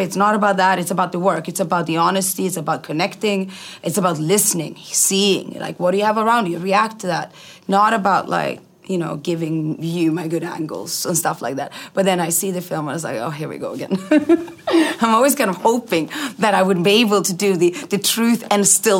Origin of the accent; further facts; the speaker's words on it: Iceland; also born or lived in Sweden; Moved to Iceland when I was 5.